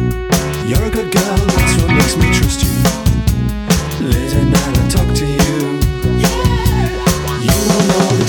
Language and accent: English; Billingham, North East England, United Kingdom; This when I was a kid, growing up in Billingham. We used to put on our mum's records.